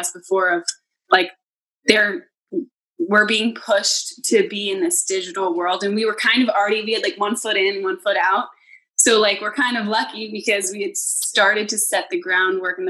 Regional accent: New York, United States; me and my friends as New Yorkers

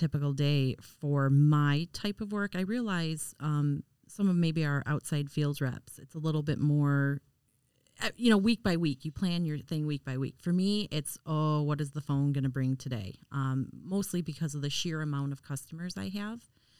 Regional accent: Detroit, Michigan, United States; I come from Detroit

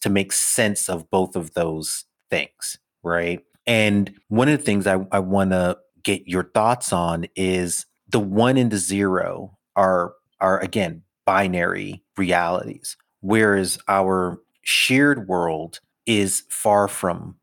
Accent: New York City, New York, United States; I'm a city kid, right? I grew up in Brooklyn in as concrete and glass an environment as one can possibly

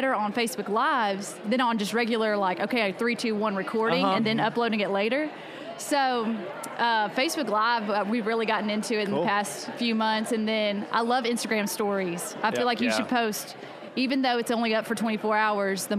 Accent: Memphis, Tennessee, United States; moved away as an adult; also born or lived in Martin, Tennessee / Union City, Tennessee; I grew up in Memphis

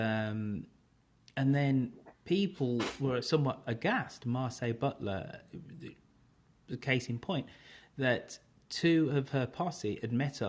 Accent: Birmingham, West Midlands, United Kingdom; accent: English; now in California, United States; So I am a black Brummie from England in the United Kingdom

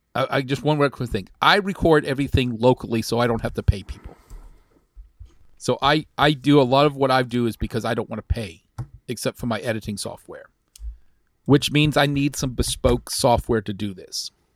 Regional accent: Texas, United States; moved away; I grew up in a small town, Texas

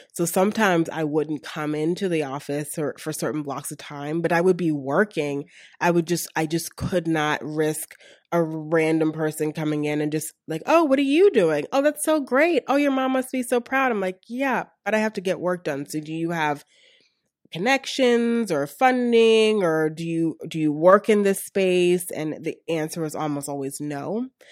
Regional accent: Baltimore, Maryland, United States; moved away as an adult; also born or lived in Atlanta; now in Pittsburgh, United States; I'm originally from Baltimore, and most of my family resides still in Baltimore.

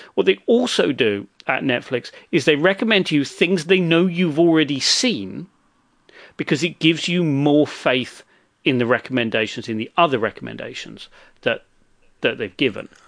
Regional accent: England, United Kingdom; I'm from England

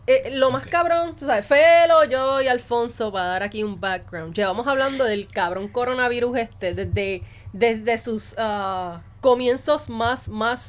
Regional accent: Puerto Rico; yo soy puertorriqueño

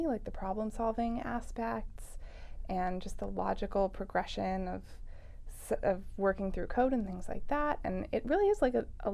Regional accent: Ojai, California, United States; born or raised there

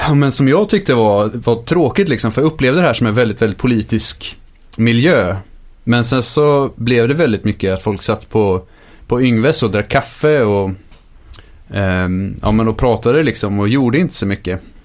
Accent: Linköping, Östergötland, Sweden; när vi växte upp i Linköping fanns det mycket nazister

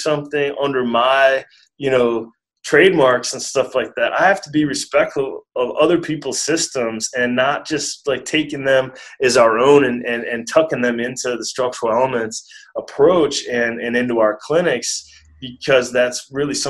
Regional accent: Wisconsin, United States; moved away; also born or lived in San Diego / Santa Cruz; I'm from Wisconsin.

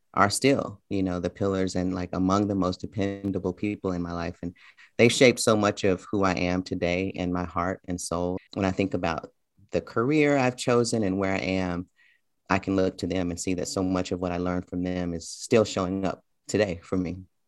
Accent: Memphis, Tennessee, United States; moved away as an adult; also born or lived in Tucson, Arizona / New York City; I spent the first several years, um, in a neighborhood in Memphis called Orange Mound

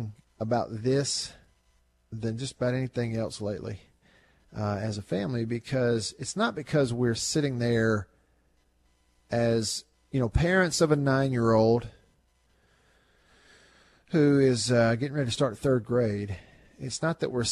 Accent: Tupelo, Mississippi, United States; my hometown, where I live now, Tupelo, Mississippi

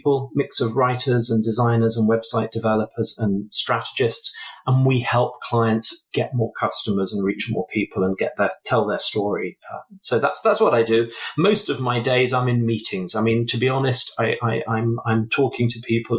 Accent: England, United Kingdom; I'm English

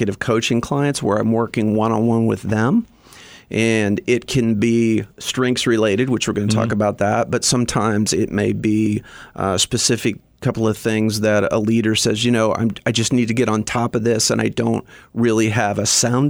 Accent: southern Indiana, United States; also born or lived in Bloomington, Indiana; I grew up in southern Indiana, about an hour south of Indianapolis

